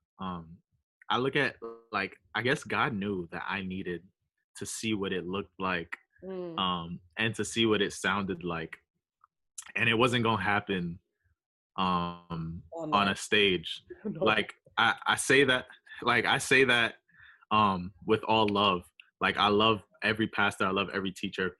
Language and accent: English; New York City, New York, United States; I grew up in New York